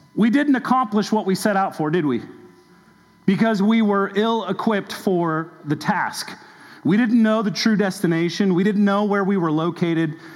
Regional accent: Southern California, United States; now in Kentucky, United States; I grew up actually in Southern California

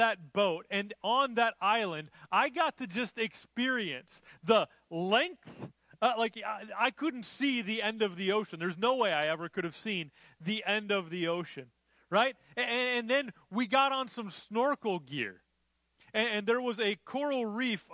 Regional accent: Minnesota, United States; I grew up in Minnesota where there were lots of lakes

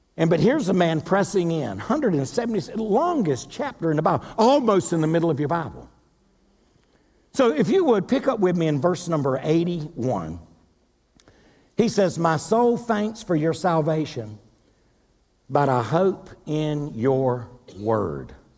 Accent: Wilmington, North Carolina, United States; moved away; Wilmington, North Carolina, my hometown

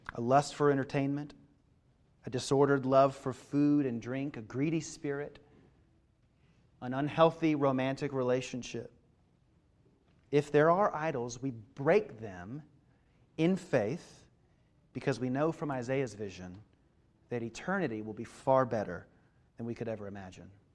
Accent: Kentucky, United States; moved away; I grew up in Kentucky.

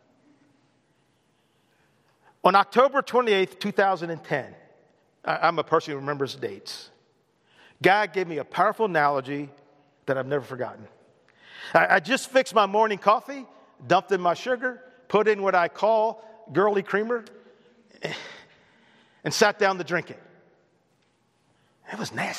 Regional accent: United States; I'm an American

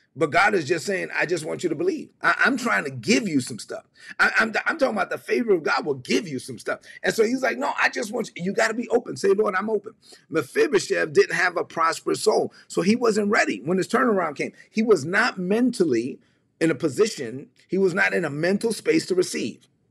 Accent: New York City, New York, United States; also born or lived in La Vega, Dominican Republic; I grew up in East New York, Brooklyn.

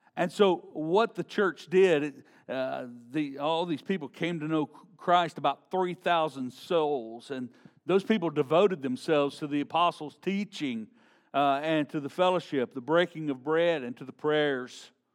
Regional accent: Shreveport, Louisiana, United States; growing up in Shreveport, Louisiana

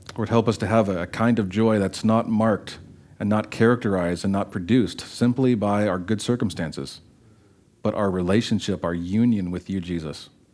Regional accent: United States; as American Christians

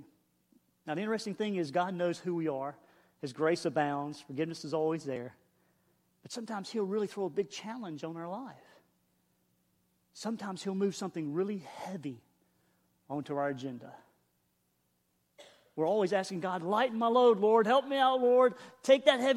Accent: the Carolinas, United States; I'm a hillbilly from the Carolinas

